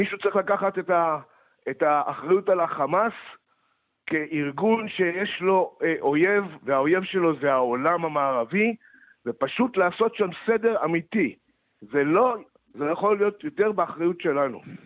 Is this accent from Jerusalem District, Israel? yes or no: no; Moshav Yesha, western Negev, Southern District, Israel; moved away; אני גדלתי שם